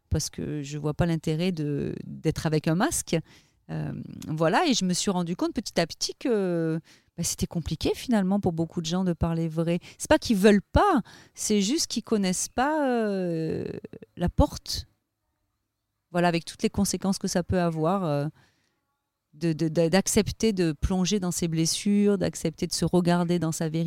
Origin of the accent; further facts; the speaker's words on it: Avignon, Provence-Alpes-Côte d'Azur, France; also born or lived in Ariège; Alors, je suis née dans l'Ariège, mais j'ai vécu toute mon enfance à Avignon pendant 20 ans.